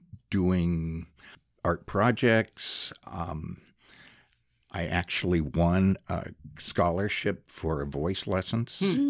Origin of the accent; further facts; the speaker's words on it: Great Falls, Montana, United States; I grew up in Montana, Great Falls.